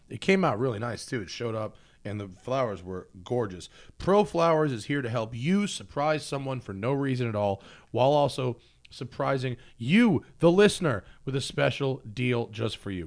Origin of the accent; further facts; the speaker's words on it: New York, United States; I'm from New York